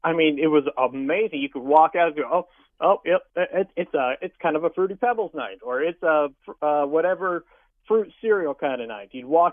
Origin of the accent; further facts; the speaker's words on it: Kansas City, Missouri, United States; moved away as an adult; also born or lived in Battle Creek, Michigan; now in Paducah, United States; I grew up in Kansas City, born and raised.